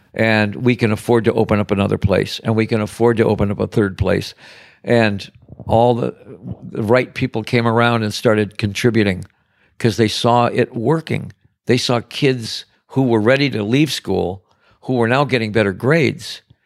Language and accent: English; Detroit, Michigan, United States; now in Paradise Valley, United States; I'm from Detroit. I'm from the big, bad city